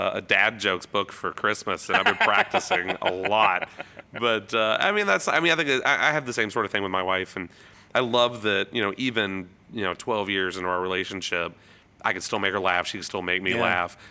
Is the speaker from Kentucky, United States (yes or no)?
yes; Louisville, Kentucky, United States; I'm from Louisville